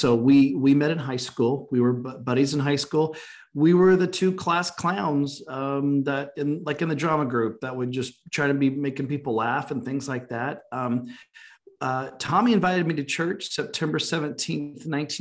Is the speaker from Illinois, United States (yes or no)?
no; Oklahoma, United States; we grew up in Oklahoma